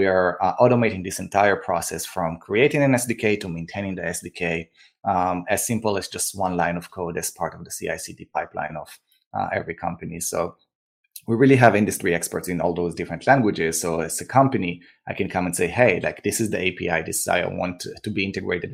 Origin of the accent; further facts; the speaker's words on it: Israel; moved away as an adult; also born or lived in New York; now in Austin, United States; I grew up and born and raised in Israel, where I served in the army as an officer there